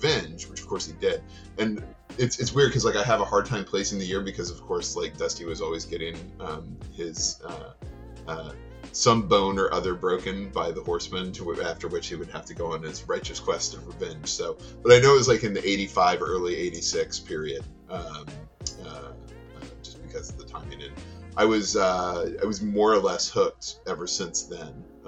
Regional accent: Lexington, North Carolina, United States; I grew up in Lexington, North Carolina, which is about 45 minutes north of Charlotte

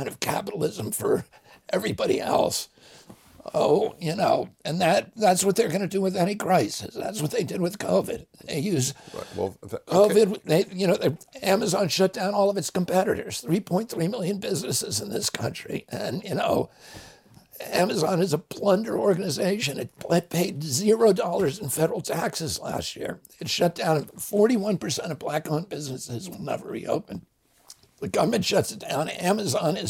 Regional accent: the Adirondacks, New York, United States; I grew up in the Adirondacks

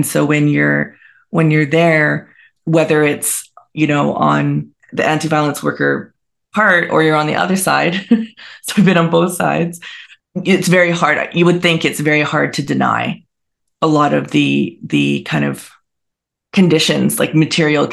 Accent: British Columbia, Canada; also born or lived in Montreal, Quebec; I live back in BC. I'm from BC.

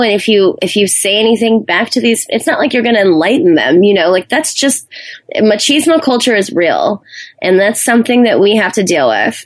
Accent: Hawaii, United States; moved away as an adult; also born or lived in Arizona / New Zealand; I grew up in Hawaii on an island, and my family weren't really big travelers

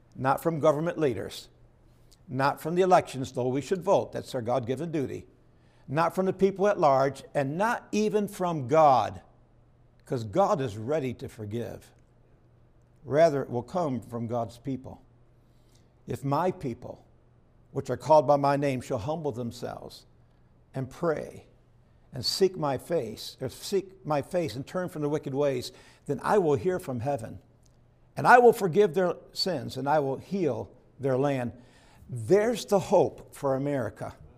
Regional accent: Perry, New York, United States; I grew up in Perry, New York, which is not too far from Houghton, New York

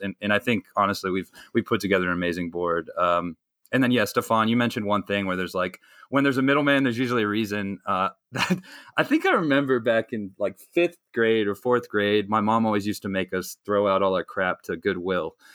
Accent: North Carolina, United States; I grew up in North Carolina, uh, so I'm a good good Southern boy

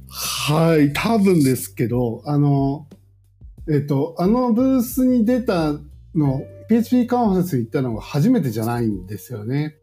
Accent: Shimane, Japan; moved away; 私島根出身なんですけど

